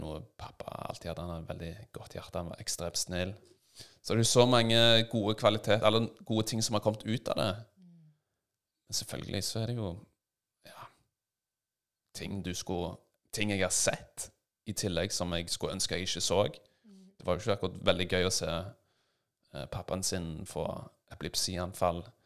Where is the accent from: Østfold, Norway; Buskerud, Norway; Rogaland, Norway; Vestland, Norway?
Rogaland, Norway; Stavanger; Jeg vokste opp i Stavanger